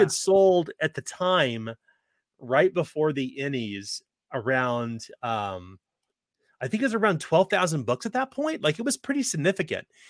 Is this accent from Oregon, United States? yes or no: no; Kansas City, Missouri, United States; growing up in Kansas City